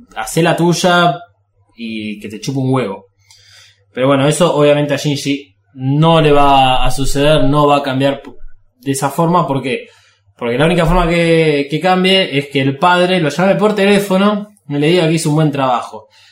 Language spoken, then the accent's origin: Spanish; Argentina